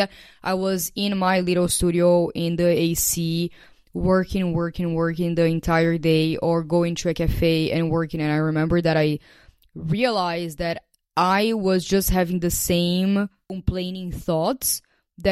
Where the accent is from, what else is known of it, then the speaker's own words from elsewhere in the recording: Brazil; moved away as an adult; before I left Brazil in 2021